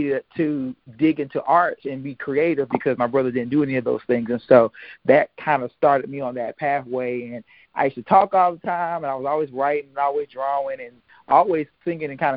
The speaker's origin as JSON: {"language": "English", "region": "Eastern North Carolina", "country": "United States", "said": "I'm from Eastern North Carolina, a small town"}